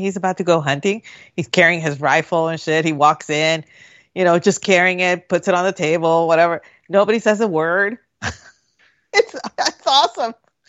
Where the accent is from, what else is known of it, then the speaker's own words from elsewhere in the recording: Puerto Rico; No. I lived, when I was growing up in Puerto Rico, our house for a time, we didn't have a bathroom.